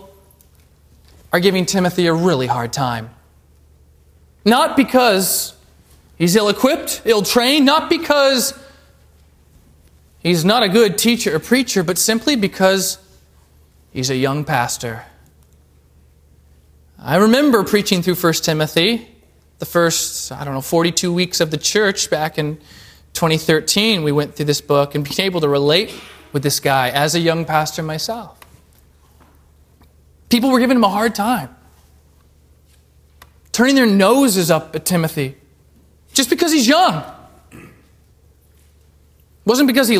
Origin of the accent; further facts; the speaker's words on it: Alaska, United States; moved away; I'm from Alaska